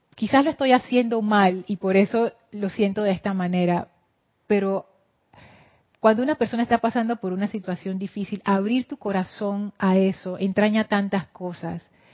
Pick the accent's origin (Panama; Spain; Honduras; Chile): Panama; accent: Panamanian English